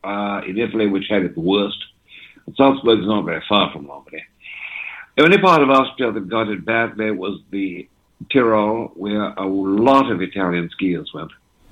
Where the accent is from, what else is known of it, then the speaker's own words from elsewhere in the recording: England, United Kingdom; also born or lived in Switzerland; My parents were divorced when I was quite young, and I was raised in England at my grandparents' and then Switzerland. by my English-speaking mother.